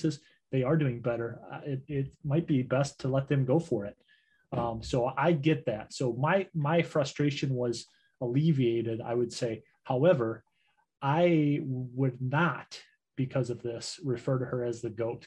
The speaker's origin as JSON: {"language": "English", "country": "United States", "said": "as an American"}